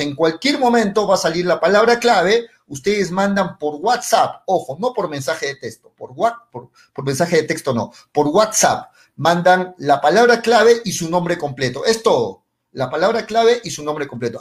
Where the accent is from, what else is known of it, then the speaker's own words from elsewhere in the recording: Peru; Hablo como peruanos